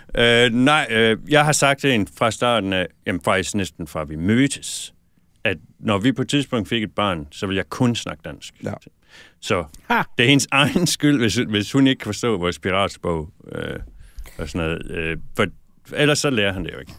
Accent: Aarhus, Central Denmark Region, Denmark; moved away as an adult; also born or lived in Viborg / London; now in Los Angeles, United States; jeg voksede op i Aarhus

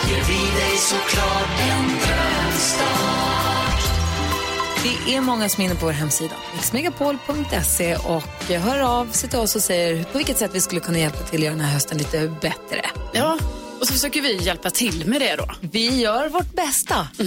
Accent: Jämtland, Sweden; now in Örebro, Sweden; Nej, jag är från Härjedalen.

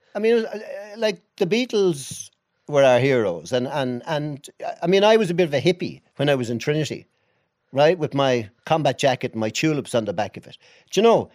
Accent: Dublin, Leinster, Ireland; also born or lived in Rathfarnham, Dublin; I was born in Finglas. on the north side

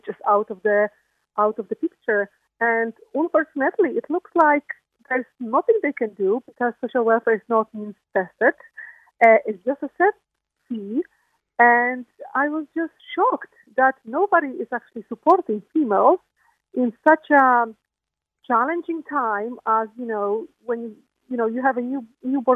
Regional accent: Poland; now in Ireland; I'm coming from Poland

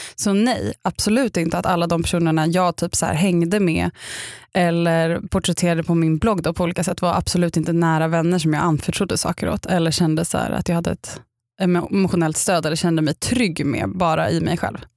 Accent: Upplands Väsby, Stockholm County, Sweden; jag kommer från Upplands Väsby

